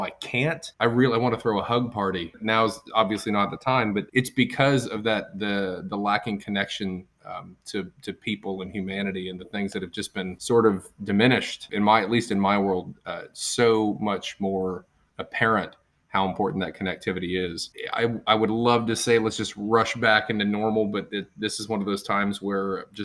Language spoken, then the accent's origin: English; Texas, United States; I'm from Texas